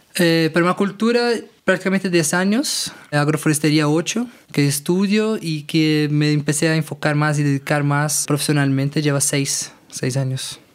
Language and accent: Spanish; Brasília, Federal District, Brazil; Spanish is a second language; moved away as an adult; now in Tepoztlán, Mexico; Yo soy originario de Brasilia, soy hijo de agricultor y venimos, vinimos para México en un, periodo hace cinco años más o menos